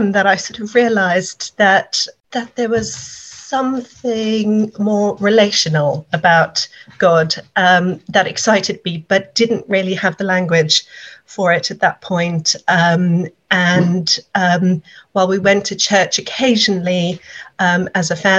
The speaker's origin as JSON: {"language": "English", "country": "South Africa", "moved": "yes", "lives_now": "England", "said": "I am a South African originally"}